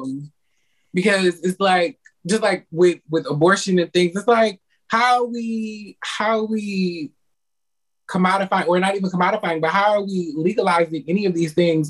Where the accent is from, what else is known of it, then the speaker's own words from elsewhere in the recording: Detroit, Michigan, United States; now in Florida, United States; I'm originally from Detroit, Michigan.